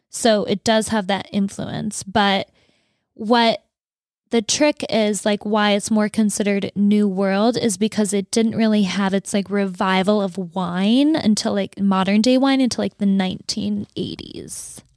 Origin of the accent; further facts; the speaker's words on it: Fargo, North Dakota, United States; moved away; in Fargo, where I grew up, it was, like, six feet of snow